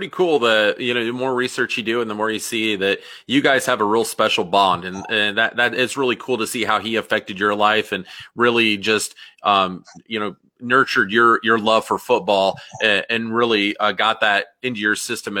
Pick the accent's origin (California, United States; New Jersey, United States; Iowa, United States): Iowa, United States; Des Moines; now in Nebraska, United States; I grew up in Des Moines.